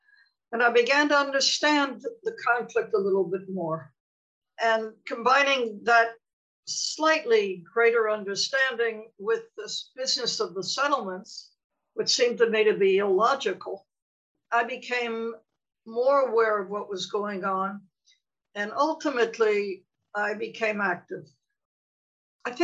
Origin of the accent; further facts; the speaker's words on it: United States; moved away as an adult; also born or lived in Europe / Washington; now in Israel; Growing up in the United States in the 1950s, I had experienced anti-Semitism.